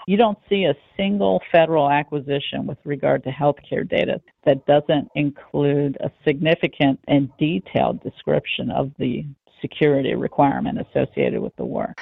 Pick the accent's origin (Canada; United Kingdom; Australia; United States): United States; especially as American citizens